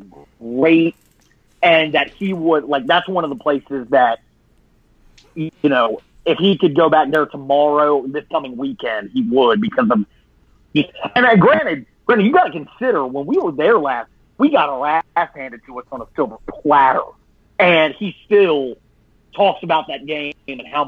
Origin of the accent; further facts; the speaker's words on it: East Coast, United States; growing up on the East Coast